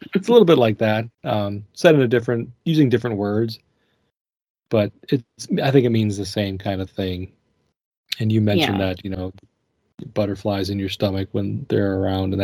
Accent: Minnesota, United States; growing up in Minnesota

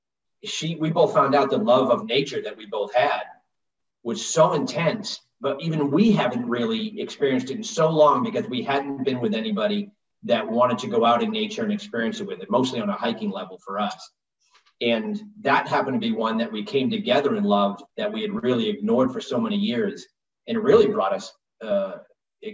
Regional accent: Northeast, United States; I'm from the Northeast, so I'd been on hockey skates

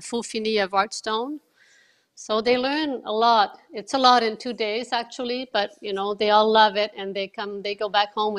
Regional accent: Montreal, Quebec, Canada; I've always lived in Montreal. I was born in Montreal

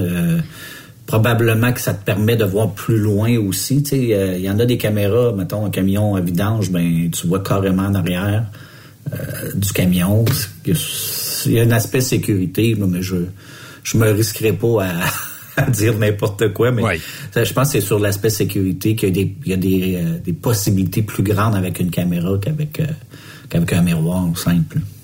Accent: Montreal, Quebec, Canada; je viens de Montréal moi aussi

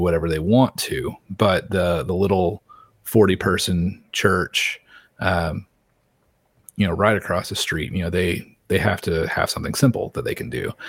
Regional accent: Little Rock, Arkansas, United States; I was born in Little Rock

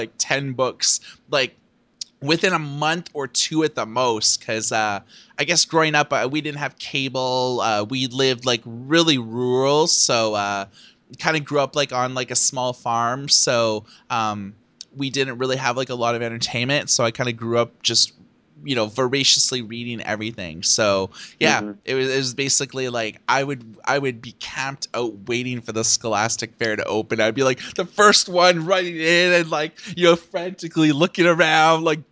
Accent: Thunder Bay, Ontario, Canada; I grew up in Thunder Bay, Ontario

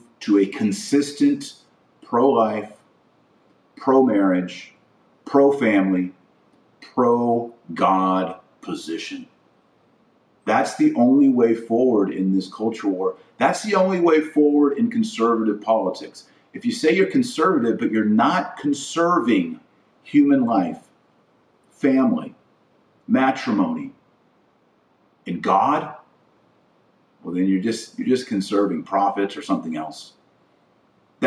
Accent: United States; I'm an American, I'm a Catholic

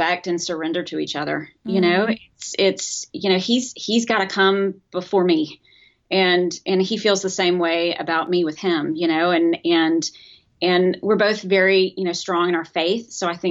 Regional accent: Macon, Georgia, United States; moved away as an adult; also born or lived in Atlanta, Georgia; I grew up in Macon, Georgia

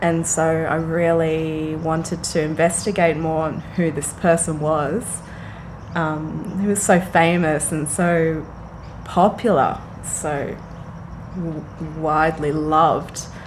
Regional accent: Frankston, Victoria, Australia; moved away as an adult; also born or lived in Brisbane, Australia; now in Sydney, Australia; I was raised in Frankston

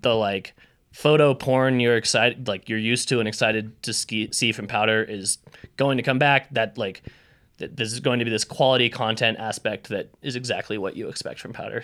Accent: Idaho, United States; I grew up in Idaho.

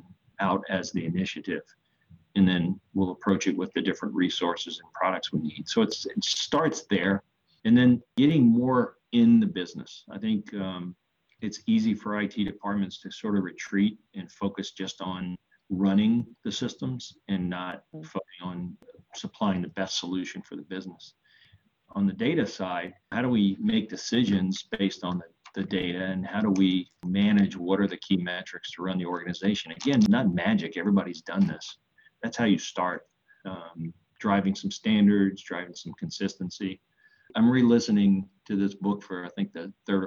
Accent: New Orleans, Louisiana, United States; born or raised there

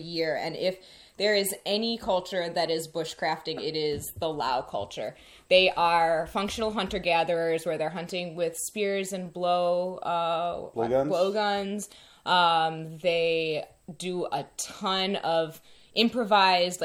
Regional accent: Cleveland, Ohio, United States; moved away; also born or lived in Chicago; I'm from Cleveland and lived a long time in Chicago

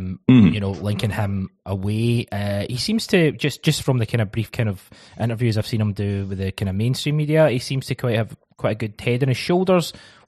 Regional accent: Scotland, United Kingdom; in my time growing up as a Scottish football fan

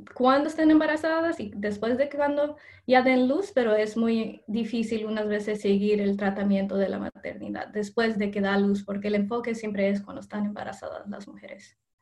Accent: Indianapolis, Indiana, United States; also born or lived in Mexico (ancestry); Yo ah, soy de Indianápolis. Mi familia es de México. Soy de primera generación nacidos aquí en Estados Unidos.

